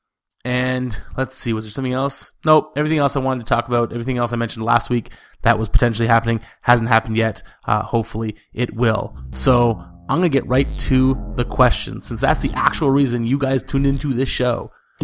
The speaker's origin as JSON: {"language": "English", "country": "Canada", "said": "I'm Canadian and that means I'm polite"}